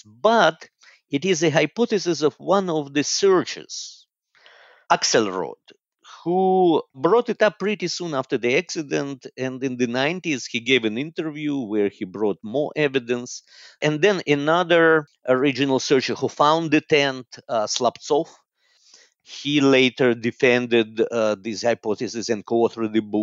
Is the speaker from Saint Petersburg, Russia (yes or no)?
no; Moscow, Russia; moved away as an adult; also born or lived in Haifa, Israel / London, United Kingdom / Oxford, United Kingdom / Atlanta, United States; now in Zurich, Switzerland; I was born and I grew up in Moscow, in Russia.